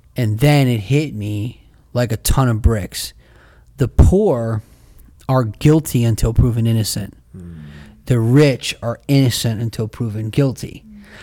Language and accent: English; United States; I'm an American second, first I'm a Christian